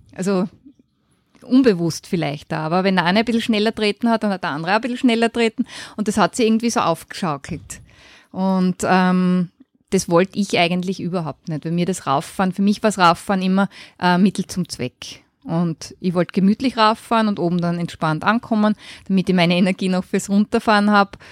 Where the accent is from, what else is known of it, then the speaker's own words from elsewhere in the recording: Graz, Styria, Austria; ich bin in Graz geboren und auch dort aufgewachsen